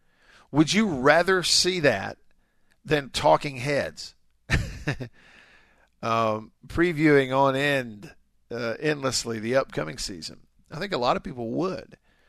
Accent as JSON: {"language": "English", "region": "the South", "country": "United States", "tie": "born or raised there", "said": "As a kid growing up in the South, you know, the SEC was everything"}